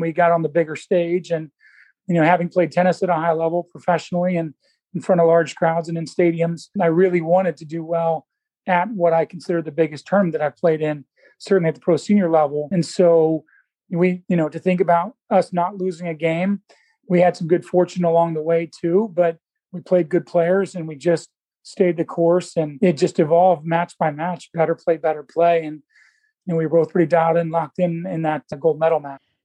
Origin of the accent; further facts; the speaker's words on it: Indianapolis, Indiana, United States; also born or lived in Alabama; Indianapolis, which I've been in my all, all my life, except for the University of Alabama